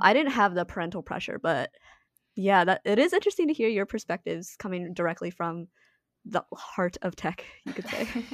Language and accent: English; DC area, District of Columbia, United States; we grew up on the East Coast in the D C area